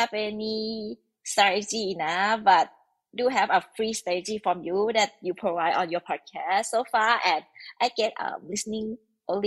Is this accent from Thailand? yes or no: yes; Thailand; English is a second language; I'm from Thailand